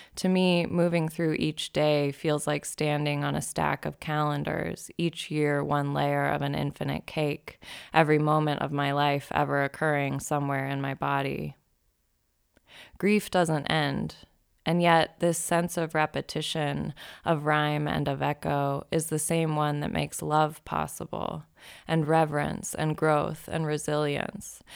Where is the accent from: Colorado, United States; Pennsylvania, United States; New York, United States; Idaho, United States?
Idaho, United States; Boise; moved away as an adult; also born or lived in Eugene, Oregon / Seattle; I moved to Seattle from Boise in July of two thousand ten, a couple months after I finished college